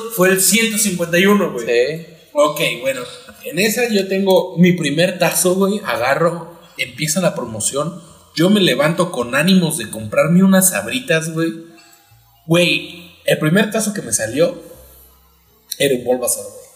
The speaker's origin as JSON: {"language": "Spanish", "country": "Mexico", "said": "en México tenemos"}